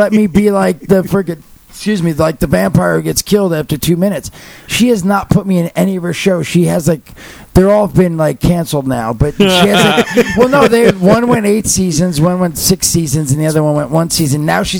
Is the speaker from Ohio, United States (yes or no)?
no; New Jersey, United States; I'm from Jersey